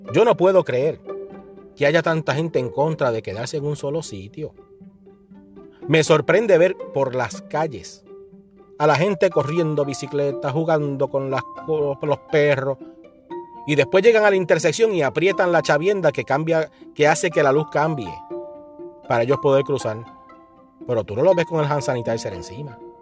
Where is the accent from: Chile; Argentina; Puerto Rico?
Puerto Rico; Los que venimos de Puerto Rico